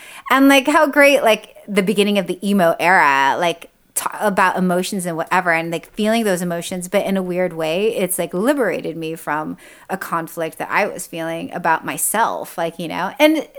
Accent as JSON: {"language": "English", "region": "California", "country": "United States", "tie": "born or raised there", "said": "like being Japanese American, growing up in Orange County, in white Orange County was so like difficult because like, Japanese are very proud people."}